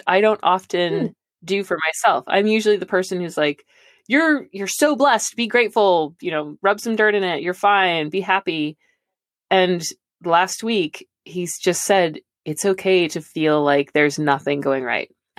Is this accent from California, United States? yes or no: yes; Santa Cruz, California, United States; my hometown, Santa Cruz